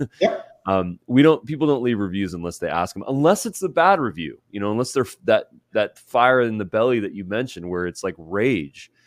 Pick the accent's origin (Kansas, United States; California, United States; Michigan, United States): California, United States; Southern; I'm from SoCal